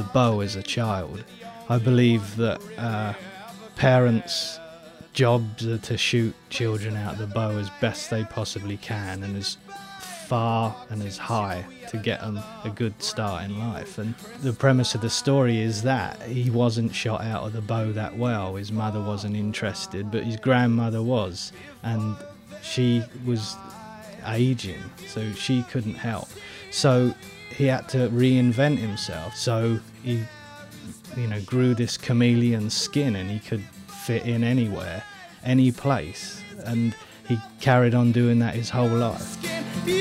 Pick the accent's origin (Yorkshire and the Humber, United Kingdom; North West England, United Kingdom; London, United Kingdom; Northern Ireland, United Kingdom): London, United Kingdom; moved away; I'm from the very crust of West London, and very close to Uxbridge